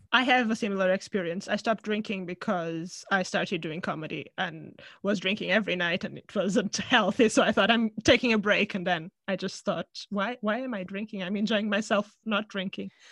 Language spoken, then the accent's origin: English; Portugal; moved away as an adult; now in London, United Kingdom; from Portugal, from my hometown